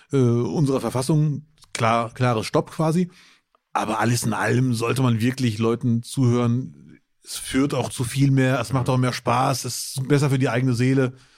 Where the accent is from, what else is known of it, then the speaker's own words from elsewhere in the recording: Bielefeld, North Rhine-Westphalia, Germany; now in Duisburg, Germany; Als Bielefelder